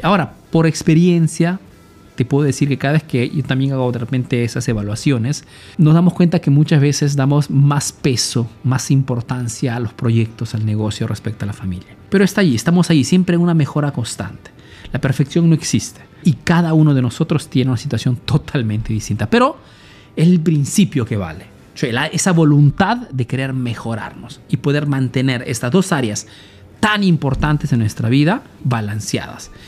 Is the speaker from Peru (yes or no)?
yes; Peru; now in Italy